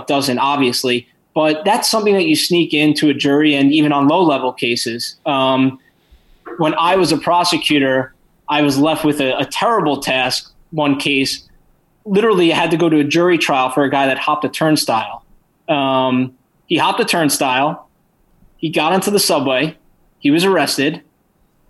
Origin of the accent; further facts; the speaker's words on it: New York, United States; I'm from New York. I lived through 9/11